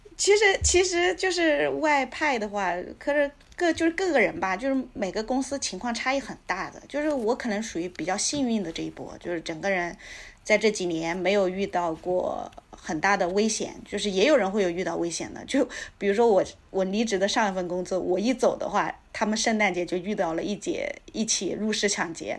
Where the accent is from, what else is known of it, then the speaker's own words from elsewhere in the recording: Anhui, China; moved away as an adult; also born or lived in East Africa; now in Canada; 因为我是安徽的嘛